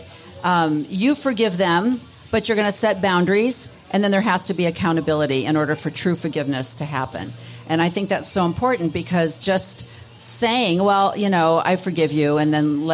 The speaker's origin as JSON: {"language": "English", "town": "Chicago", "region": "Illinois", "country": "United States", "also_born_or_lived": "Pacific Northwest", "moved": "yes", "lives_now": "Arizona, United States", "said": "I came from Chicago"}